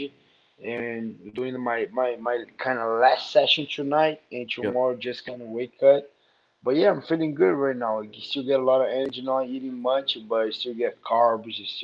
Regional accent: Rio de Janeiro, Brazil; moved away; I'm from Rio.

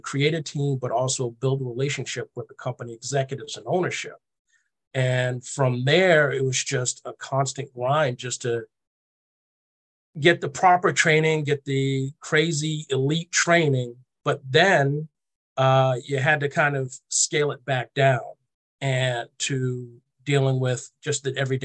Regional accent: Boston, Massachusetts, United States; I'm from Boston, born and raised.

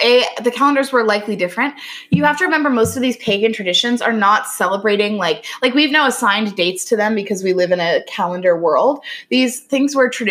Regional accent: Virginia, United States; I grew up in Virginia, which is right by Jamestown

